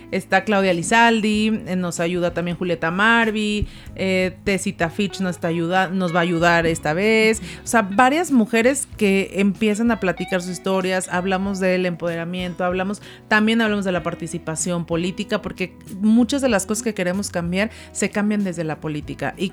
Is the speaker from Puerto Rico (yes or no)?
no; Zacatecas, Mexico